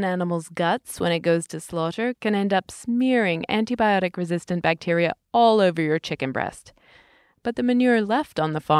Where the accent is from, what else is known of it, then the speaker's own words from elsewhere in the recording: United Kingdom; moved away; In my home country, Britain